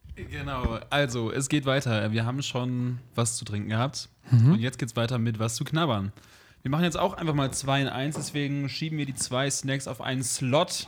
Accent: Bremen, Germany; Ich komme ja aus Bremen

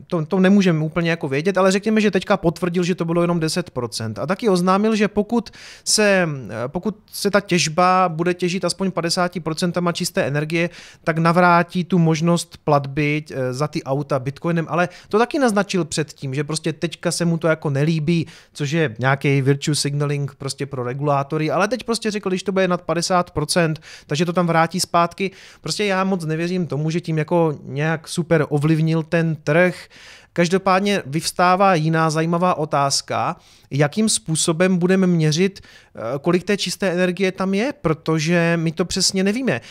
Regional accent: Prostějov, Olomouc Region, Czechia; z Prostějova

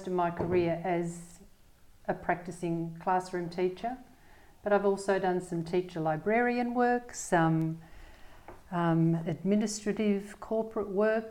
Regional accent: Melbourne, Victoria, Australia; also born or lived in Groote Eylandt, Northern Territory; I was born in Melbourne, lived and worked in Melbourne for most of my career, but I did live in the Northern Territory in a remote community for about 5 years.

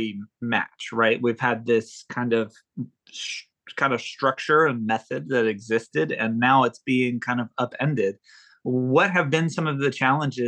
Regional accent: United States; I'm an American male

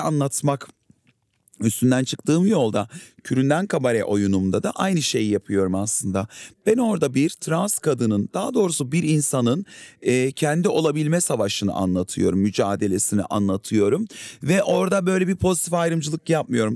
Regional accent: Adana, Turkey; bir kenar mahallede büyüdüm Adana'da.

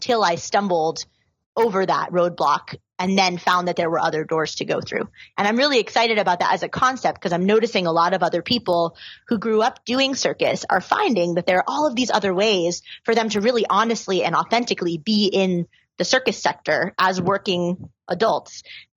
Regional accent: New York City, New York, United States; I grew up in New York City, so I had friends and community there already

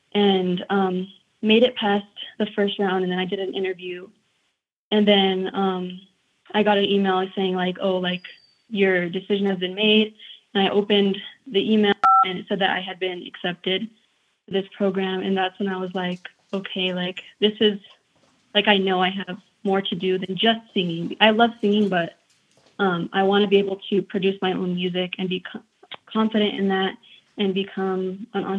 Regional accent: Taos, New Mexico, United States; growing up in Taos, I really had to go out of my way to find opportunities for myself.

